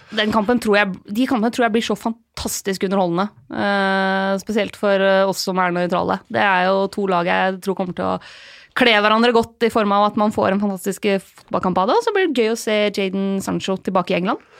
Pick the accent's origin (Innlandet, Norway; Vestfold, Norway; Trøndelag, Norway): Innlandet, Norway; Lillehammer; moved away; Jeg skal hjem til eh, Lillehammer, eh, der jeg kommer fra